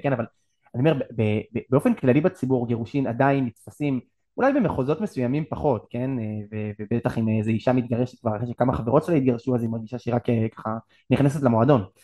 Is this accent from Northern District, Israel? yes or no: yes; Hoshaya, Northern District, Israel; גדלתי במשפחה דתית לאומית בצפון, ביישוב הושעיה